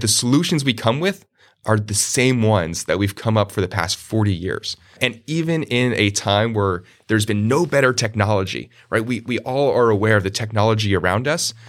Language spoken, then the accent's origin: English; Randolph, New Jersey, United States; moved away as an adult; also born or lived in Arizona; grew up in a small in in New Jersey, a town called Randolph, New Jersey, dead center of North New Jersey.